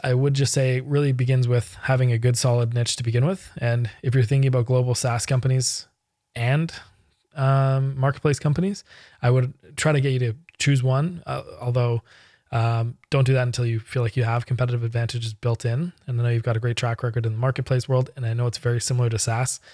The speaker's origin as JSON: {"language": "English", "country": "Canada", "said": "I'm Canadian and most of my clients are U S and European"}